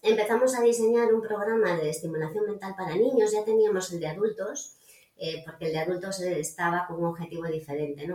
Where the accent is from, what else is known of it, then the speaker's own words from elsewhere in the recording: Galicia, Spain; soy gallega